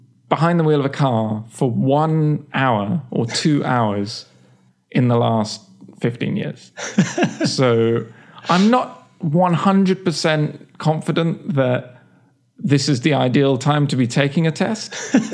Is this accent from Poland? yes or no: no; England, United Kingdom; moved away as an adult; also born or lived in Oxford; now in United States; I grew up in England